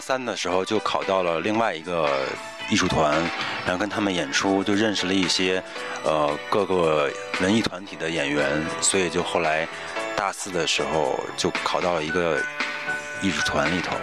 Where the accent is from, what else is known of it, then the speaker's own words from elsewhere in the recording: Beijing, China; 作为北京人